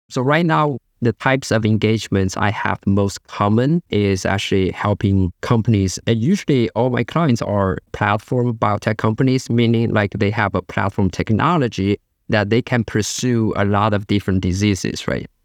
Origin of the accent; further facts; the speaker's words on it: China; moved away; I grew up in China